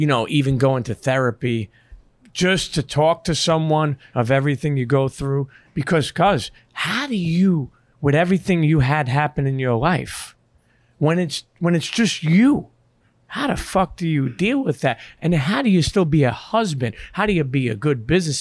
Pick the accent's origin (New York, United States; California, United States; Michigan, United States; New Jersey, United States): New York, United States; New York City; also born or lived in Bensonhurst; I grew up in Coney Island